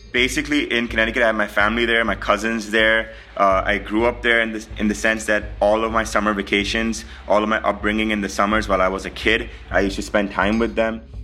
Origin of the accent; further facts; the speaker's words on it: Pakistan; I'm a visitor from Pakistan.